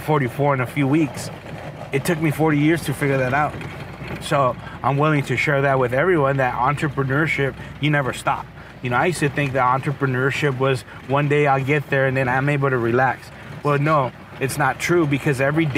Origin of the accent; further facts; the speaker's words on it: Rialto, California, United States; I'm just a normal kid that grew up in the city of Rialto